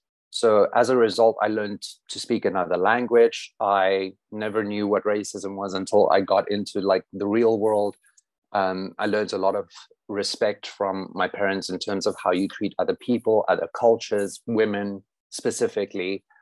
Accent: Gobabis, Omaheke, Namibia; moved away; there's a town called Hubabis. A little bit to the right, a little bit more. Oh, is it the one with the G? Yes. So that was my hometown. And I lived about 150 kilometers north of that. So the middle of nothing.

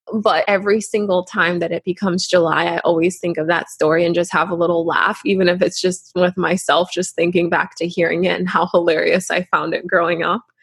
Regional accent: Canada; growing up in Canada, our parents would constantly remind us

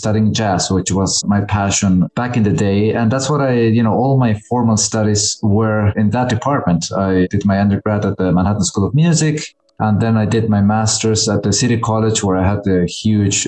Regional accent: Córdoba, Argentina; moved away as an adult; also born or lived in La Plata, Argentina; now in New York, United States; I'm from La Plata originally, although I consider myself and most people consider myself from Córdoba. But I was born there and I left when I was very young

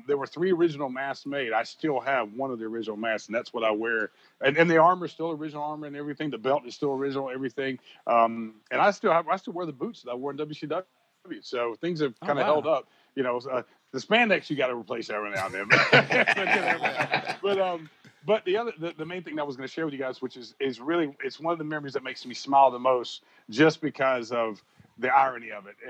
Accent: Brunswick, Georgia, United States; I first started in my hometown

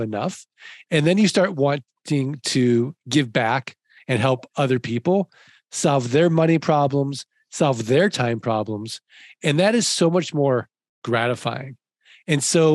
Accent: St. Louis, Missouri, United States; I'm from St. Louis, like the show me state.

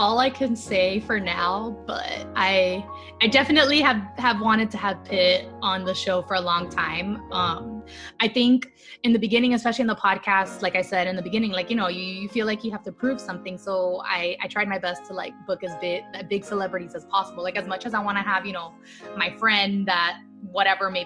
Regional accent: Miami, Florida, United States; I'm from Miami

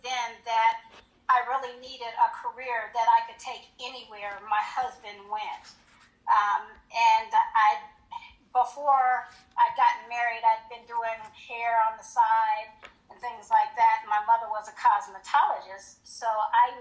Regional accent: Colorado Springs, Colorado, United States; moved away as an adult; also born or lived in Hinesville, Georgia; I was from Colorado Springs, and I married military

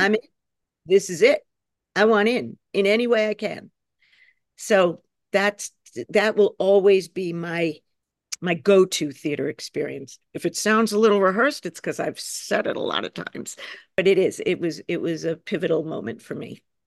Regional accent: New York, United States; I'm a New Yorker

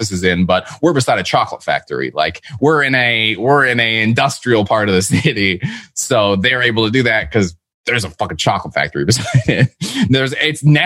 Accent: Toronto, Ontario, Canada; growing up in Toronto

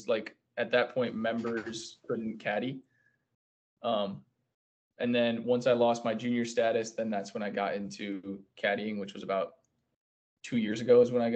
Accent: Grand Blanc, Michigan, United States; I was born and raised in Grand Blanc, Michigan

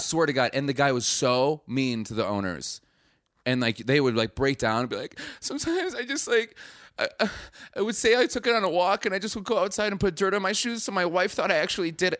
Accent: Milwaukee, Wisconsin, United States; I'm from Milwaukee

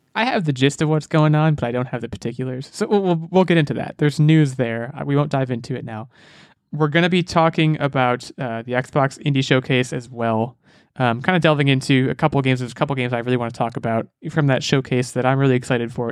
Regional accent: United States; I'm American

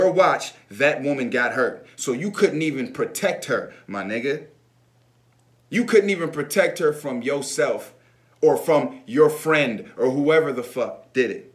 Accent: United States

